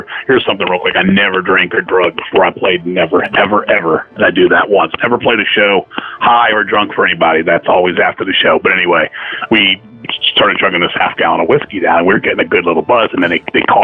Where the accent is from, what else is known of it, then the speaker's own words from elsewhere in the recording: Virginia, United States; I'm from Virginia